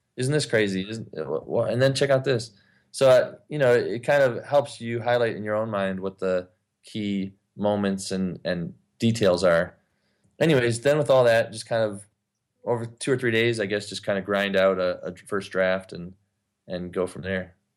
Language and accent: English; Ypsilanti, Michigan, United States; now in Los Angeles, United States; my hometown, Ypsilanti, Michigan